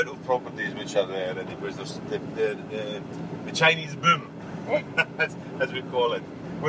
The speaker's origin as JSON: {"language": "English", "region": "Scotland", "country": "United Kingdom", "moved": "as an adult", "lives_now": "Paphos, Cyprus", "said": "I'm from Scotland."}